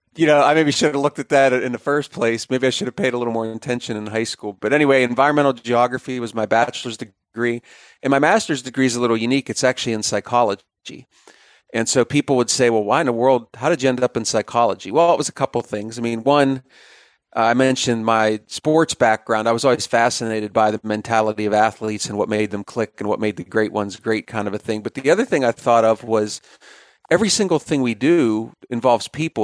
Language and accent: English; Pennsylvania, United States; moved away as an adult; also born or lived in Bismarck, North Dakota / Columbus, Ohio; I'm, I'm a native Pennsylvanian